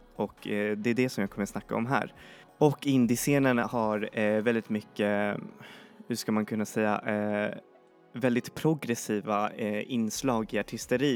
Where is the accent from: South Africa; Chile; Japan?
Chile; moved away; är jag född i Chile och så har jag bott där ehm, en, en del och gått på skolan